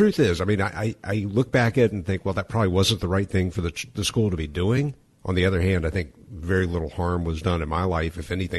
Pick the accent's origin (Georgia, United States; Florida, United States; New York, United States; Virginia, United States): Georgia, United States; Atlanta; And I grew up in Atlanta.